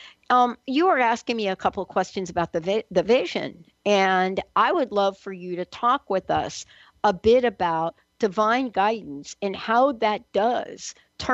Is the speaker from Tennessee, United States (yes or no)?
no; New York City, New York, United States; I'm a girl from the Bronx